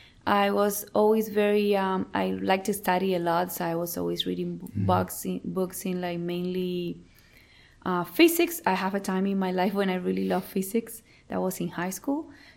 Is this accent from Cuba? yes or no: yes; Cuba; moved away as an adult; now in Canada; I moved to Canada in 2010. Before that, I lived in Cuba, my home country.